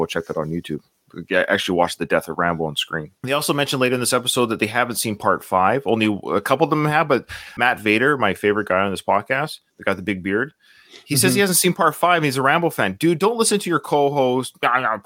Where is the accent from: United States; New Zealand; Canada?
Canada; I'm Canadian